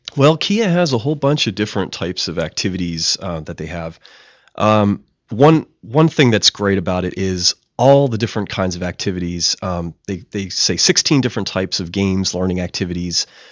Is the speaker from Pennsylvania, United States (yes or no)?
yes; Pittsburgh, Pennsylvania, United States; moved away; also born or lived in West Virginia; I'm originally from Pittsburgh, Pennsylvania